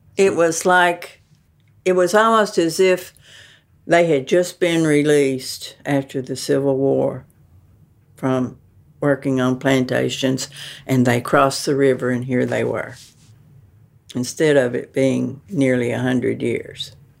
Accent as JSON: {"language": "English", "region": "the South", "country": "United States", "said": "I am a Southerner"}